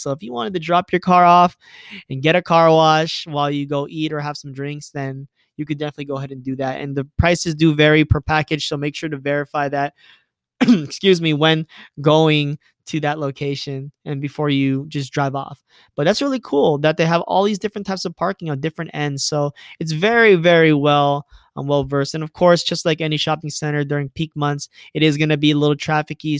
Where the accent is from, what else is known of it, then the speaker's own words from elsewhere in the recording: Irvine, California, United States; as I was growing up in Irvine